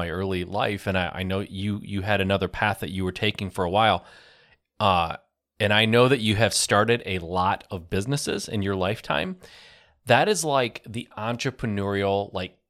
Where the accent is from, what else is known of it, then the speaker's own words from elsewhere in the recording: Michigan, United States; I grew up in Michigan